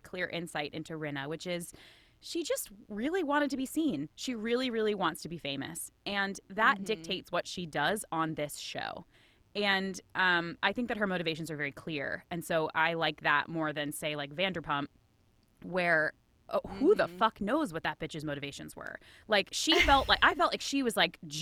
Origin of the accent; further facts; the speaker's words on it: Boston, Massachusetts, United States; I am from Boston